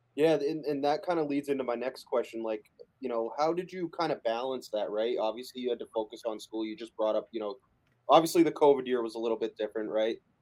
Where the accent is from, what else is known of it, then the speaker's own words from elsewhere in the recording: Massachusetts, United States; I'm from Massachusetts